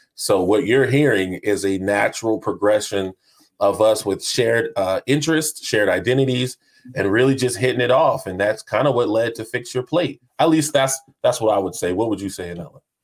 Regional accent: North Charleston, South Carolina, United States; I am from the great state of Charleston, AKA North Charleston, South Carolina

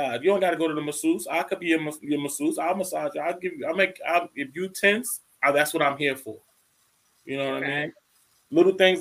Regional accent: New York, United States; growing up in New York

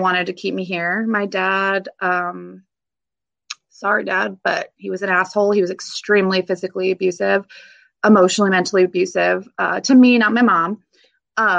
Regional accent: Vancouver, Washington, United States; I grew up here in Vancouver, Washington

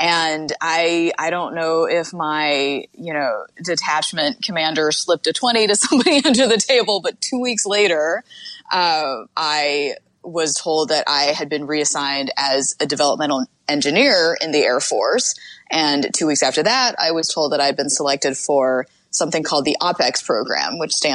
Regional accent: Utah, United States; I grew up in Utah

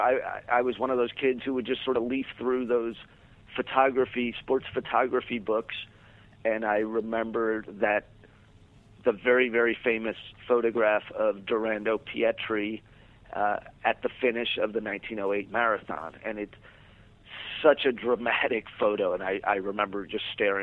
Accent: New York City, New York, United States; moved away as an adult; now in Los Angeles, United States; I grew up in New York City, went to college in upstate New York.

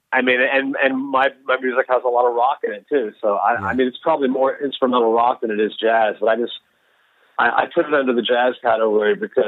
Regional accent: Texas, United States; I grew up in Texas

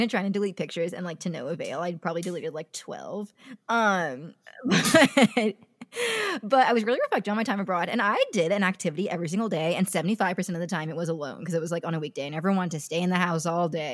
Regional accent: California, United States; I grew up in California

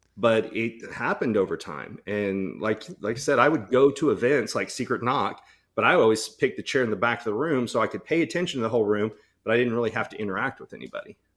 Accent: Texas, United States; when I grew up in Texas

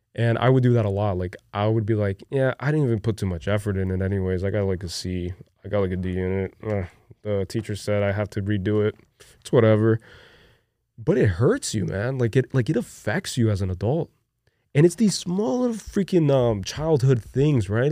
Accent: Brazil; born or raised there; moved away

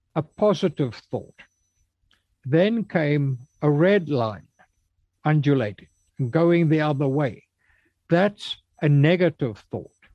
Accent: South Africa; also born or lived in Cape Town; I was raised in the Congregational Church in South Africa in my hometown.

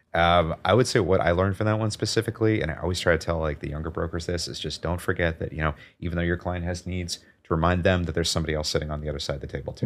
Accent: Ambridge, Pennsylvania, United States; also born or lived in Cincinnati, Ohio / Chicago / Minnesota; now in New York, United States; I'm originally from a small town that's about twenty miles outside of Pittsburgh, uh, called Ambridge, Pennsylvania.

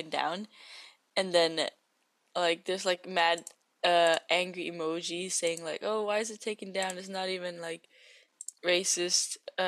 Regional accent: Macau; you live and grew up in Macau

